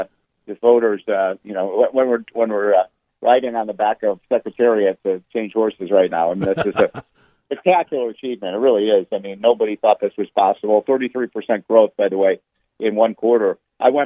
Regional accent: Chicago, Illinois, United States; moved away; I was in Chicago a couple days ago, which is my hometown

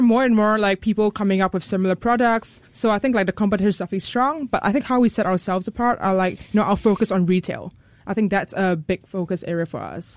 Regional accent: Singapore; born in Singapore. I'm Singaporean.

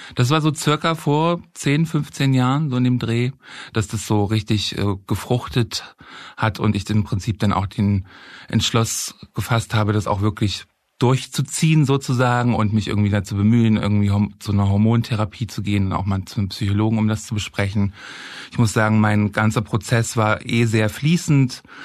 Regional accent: Halle, Saxony-Anhalt, Germany; moved away as an adult; now in Berlin, Germany; ich bin in Halle geboren und aufgewachsen

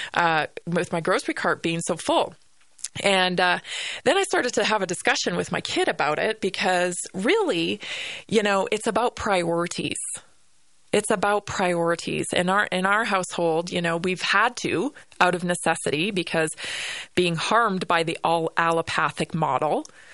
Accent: Vancouver Island, British Columbia, Canada; now in Colorado, United States; growing up on Vancouver Island

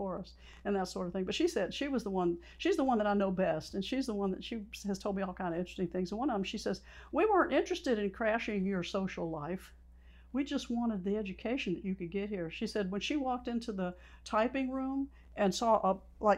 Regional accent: Albany, Georgia, United States; I grew up in Albany, went to Albany High School

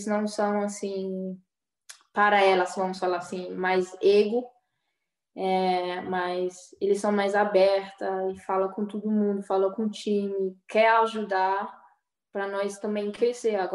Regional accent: Brazil; Eu acho é porque eu sou brasileira, né?

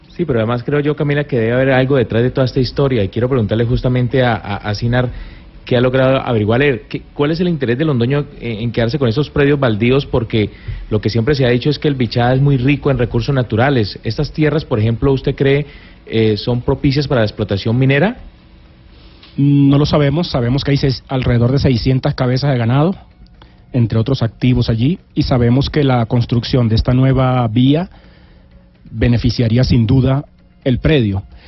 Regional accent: Venezuela; also born or lived in Valledupar, Colombia; crecí en Venezuela

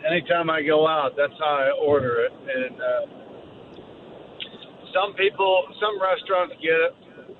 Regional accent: Ohio, United States; now in Louisiana, United States; I'm actually from Ohio originally

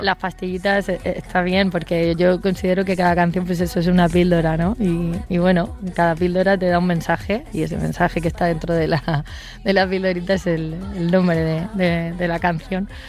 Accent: Region of Murcia, Spain; en mi tierra, en mi Murcia

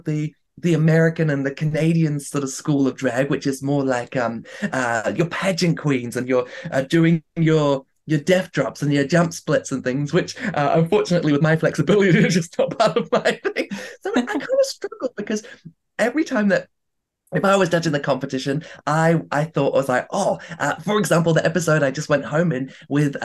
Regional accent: New Zealand; also born or lived in Vancouver

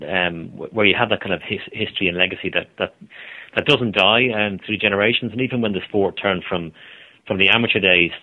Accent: Ireland; now in Australia; growing up in Ireland

